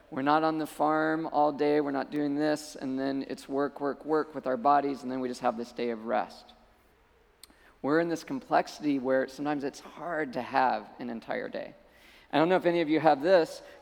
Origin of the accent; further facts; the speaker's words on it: Colorado, United States; moved away as an adult; I came out from Colorado to, to go to school in Malibu.